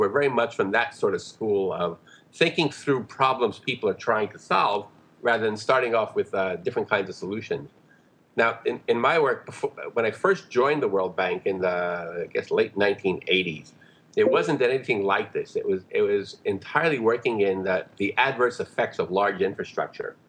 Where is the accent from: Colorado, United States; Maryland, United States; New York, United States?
New York, United States; I grew up in New York, so it's not exactly rural villages.